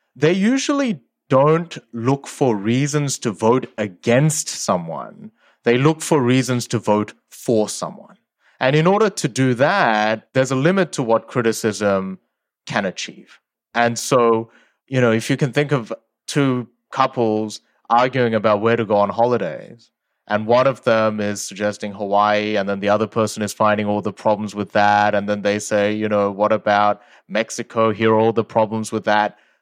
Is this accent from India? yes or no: no; Sydney, New South Wales, Australia; English is a second language; also born or lived in South Korea; I moved when I was eight from South Korea to Australia, and I didn't speak English at the time